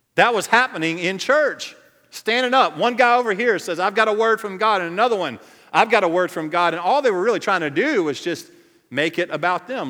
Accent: Cajun, Louisiana, United States; I'm Cajun to the core.

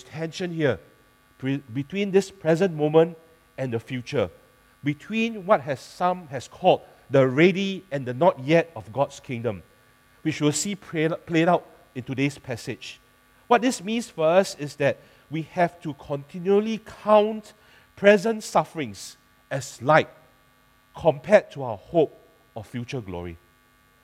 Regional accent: Singapore; I'm a Singaporean

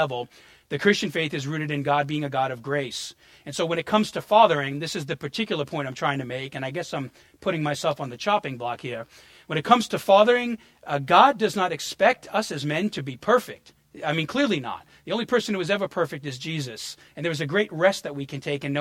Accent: New York, United States; moved away; also born or lived in New Orleans; I had too much concrete under my feet growing up in New York

